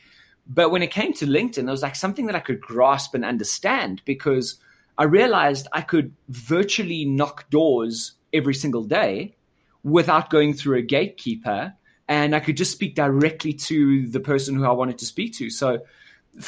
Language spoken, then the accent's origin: English; South Africa; I was born in South Africa and, you know, grew up here.